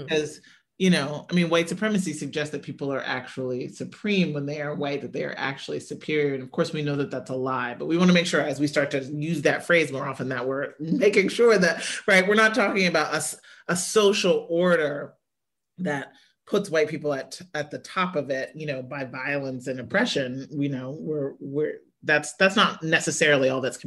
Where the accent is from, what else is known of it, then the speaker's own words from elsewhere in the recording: Midwest, United States; I grew up in the Midwest where like the UAW jobs, the manufacturing jobs were like the best jobs